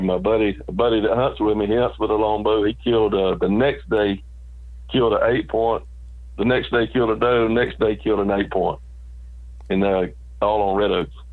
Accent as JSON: {"language": "English", "region": "South Georgia", "country": "United States", "tie": "born or raised there", "said": "I was raised in South Georgia, out in the country on a farm"}